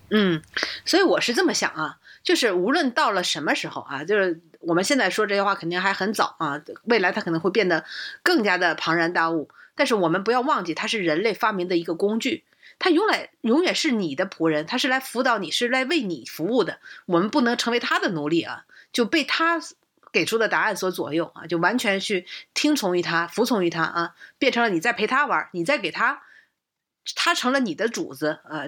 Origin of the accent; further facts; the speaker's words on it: China; 而且我们中国训练的话